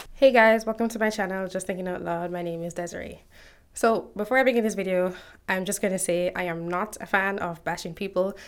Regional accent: Jamaica; One of the books we had to read in high school growing up in Jamaica

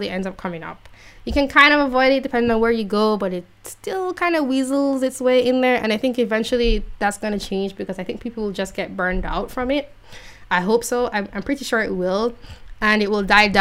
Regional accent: Jamaica; I'm from Jamaica

